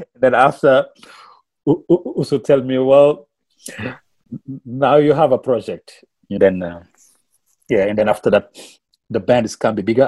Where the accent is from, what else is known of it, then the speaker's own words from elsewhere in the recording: Senegal; first language Wolof; English is a second language; moved away as an adult; now in Melbourne, Australia; I'm from Senegal too. And we, we, we speak the we, we speak our language back home like Wolof